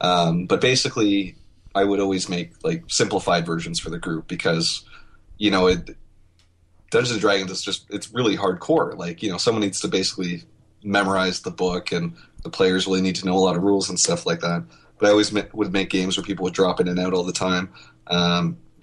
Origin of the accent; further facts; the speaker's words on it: Canada; now I'm Canadian